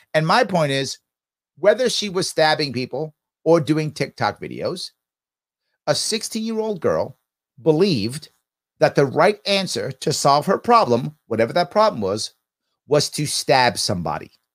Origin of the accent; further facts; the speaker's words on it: New York City, New York, United States; I'm born and raised in Manhattan, and, and, and, and, and the Bronx